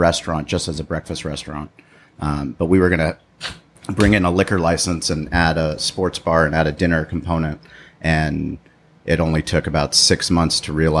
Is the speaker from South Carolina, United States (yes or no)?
no; San Diego, California, United States; growing up in San Diego